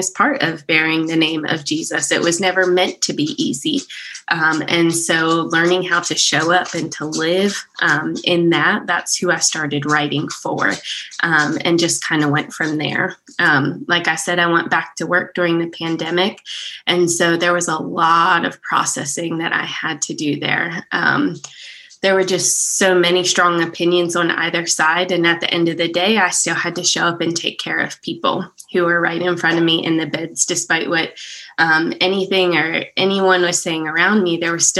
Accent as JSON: {"language": "English", "region": "Pennsylvania", "country": "United States", "moved": "as an adult", "lives_now": "Prattville, United States", "said": "We're originally from Pennsylvania. So we moved from Amish country down to the South"}